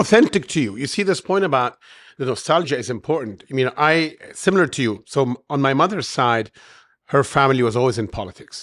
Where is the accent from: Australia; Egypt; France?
Egypt; Cairo, Cairo Governorate; moved away as an adult; also born or lived in United States / Europe; I'm born and raised in Cairo, but I have many years abroad in the West and U S and Europe